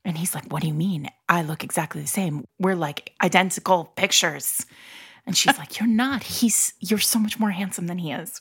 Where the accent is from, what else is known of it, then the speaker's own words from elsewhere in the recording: New England, United States; I'm from New England